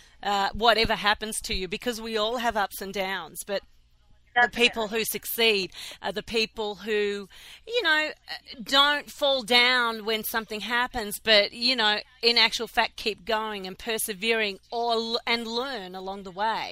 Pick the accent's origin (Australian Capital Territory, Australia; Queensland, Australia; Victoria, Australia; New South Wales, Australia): Victoria, Australia; Melbourne; now in Philadelphia, United States; I'm from Melbourne, Australia, and I live in Philadelphia.